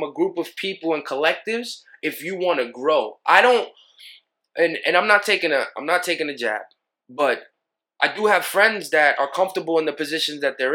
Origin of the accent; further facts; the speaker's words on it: New York City, New York, United States; I'm from Killer Queens